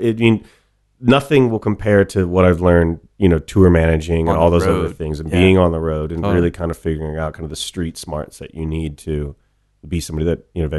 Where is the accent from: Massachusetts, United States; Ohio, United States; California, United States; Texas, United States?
Ohio, United States; growing up in Ohio, it's like there's some obvious routes, and the obvious route that folks did where I grew up was you marry your high school sweetheart after college